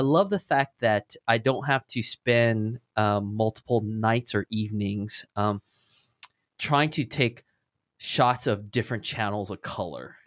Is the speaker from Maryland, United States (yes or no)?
no; Orange County, California, United States; I'm from the Orange County